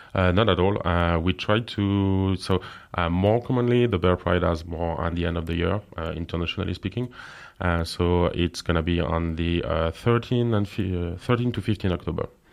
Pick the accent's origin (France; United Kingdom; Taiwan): France; English is a second language; moved away as an adult; now in Luxembourg; I'm from France, and I'm living in Luxembourg